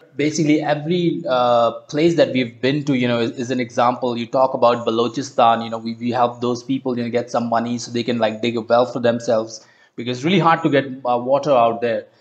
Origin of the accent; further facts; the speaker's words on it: Uttarakhand, India; my home state in uttarakhand